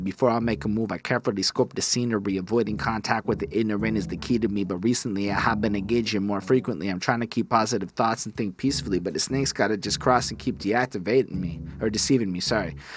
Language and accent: English; Canada; being a Canadian